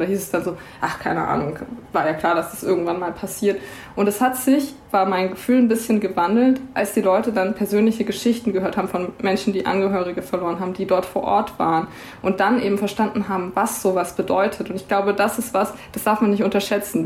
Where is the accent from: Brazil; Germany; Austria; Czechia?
Germany; Swabia; ich als Schwabe